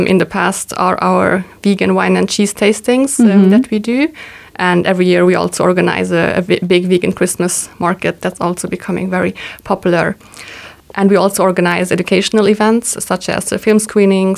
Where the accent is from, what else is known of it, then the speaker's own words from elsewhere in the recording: Luxembourg; also born or lived in Hungary / Malta / Tokyo, Japan; I was born in Hungary, but I grew up here in Luxembourg